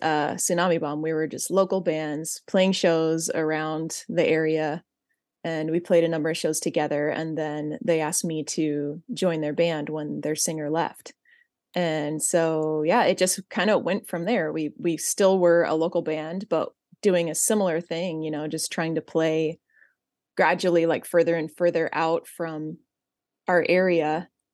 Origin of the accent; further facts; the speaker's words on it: Central California, United States; I grew up in Central California